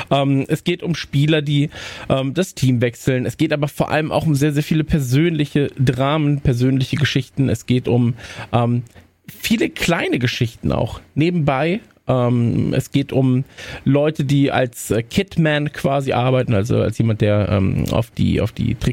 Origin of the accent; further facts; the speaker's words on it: Netherlands; German is a second language; Keine Kritik bitte. Ich bin Niederländer, ich darf das.